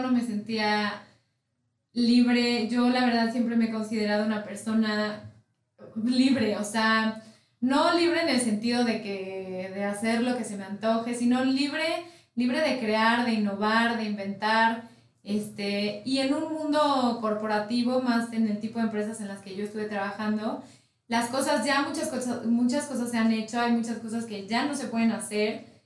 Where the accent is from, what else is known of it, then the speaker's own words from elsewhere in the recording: Mexico; soy mexicana de nacimiento, de corazón y fan de, de nuestro país